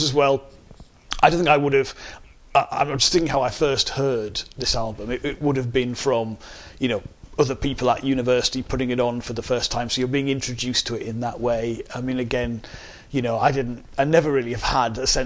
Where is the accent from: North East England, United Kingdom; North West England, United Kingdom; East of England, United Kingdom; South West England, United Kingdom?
North East England, United Kingdom; Sunderland; accent: Sunderland; moved away as an adult; now in Greater Manchester, United Kingdom; I'm really proud to have grown up in the Northeast, to be from Sunderland, but I went just a few weeks after my 18th birthday, I arrived in Manchester in 1998